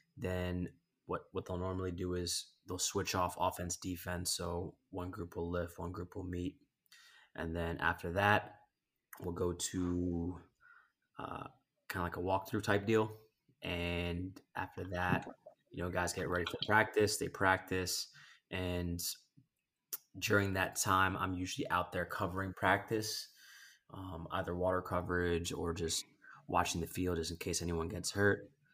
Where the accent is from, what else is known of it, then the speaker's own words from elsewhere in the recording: East Coast, United States; now in Los Angeles, United States; I grew up on the East Coast.